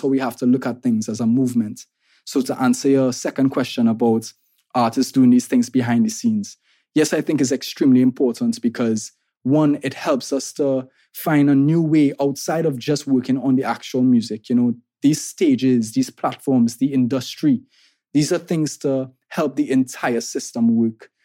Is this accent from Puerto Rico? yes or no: no; Trinidad & Tobago; I'm an artist from Trinidad and Tobago